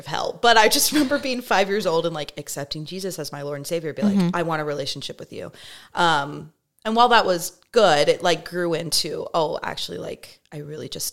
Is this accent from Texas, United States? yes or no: yes; Texas, United States; also born or lived in California; I was born in California. We moved to Texas when I was really little.